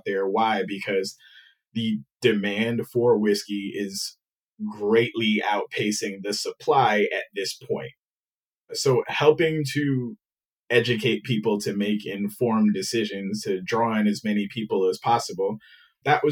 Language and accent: English; New York City, New York, United States; I was born and raised in New York